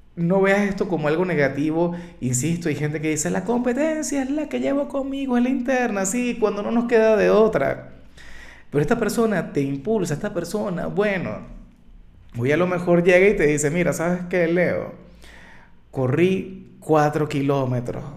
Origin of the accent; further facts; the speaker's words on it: Venezuela; como muchos venezolanos, los amigos se fueron del país, los amigos emigraron